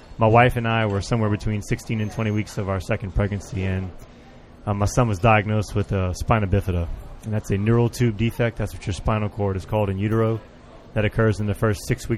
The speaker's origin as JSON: {"language": "English", "town": "Lafayette", "region": "Louisiana", "country": "United States", "said": "I'm from Lafayette, Louisiana"}